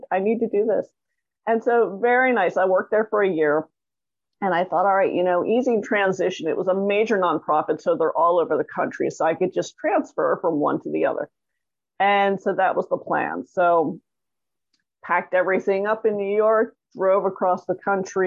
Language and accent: English; Toronto, Ontario, Canada; now in Los Angeles, United States; I grew up in Toronto, Canada